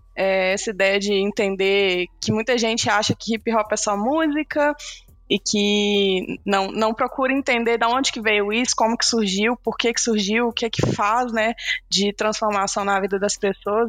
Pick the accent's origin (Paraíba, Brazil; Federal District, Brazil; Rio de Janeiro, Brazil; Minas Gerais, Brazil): Minas Gerais, Brazil; Belo Horizonte; eu sou daqui de Belo Horizonte